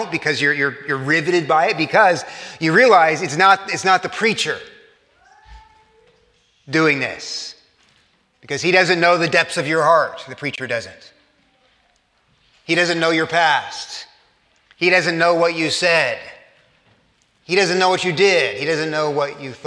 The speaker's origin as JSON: {"language": "English", "town": "Corpus Christi", "region": "Texas", "country": "United States", "tie": "born or raised there", "said": "I grew up in South Texas, in Corpus Christi, Texas"}